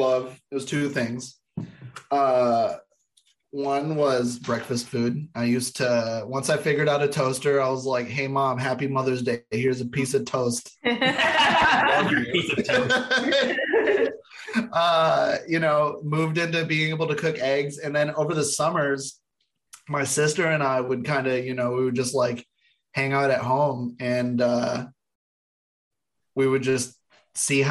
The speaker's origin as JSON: {"language": "English", "town": "Rochester", "region": "New York", "country": "United States", "tie": "born or raised there", "moved": "as an adult", "lives_now": "New Orleans, United States", "said": "I grew up in Rochester, went to college in Rochester, and then moved to New Orleans after college"}